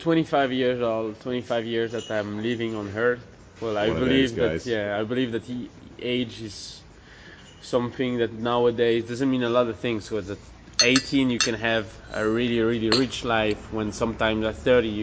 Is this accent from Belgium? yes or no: yes; Belgium; I'm from Belgium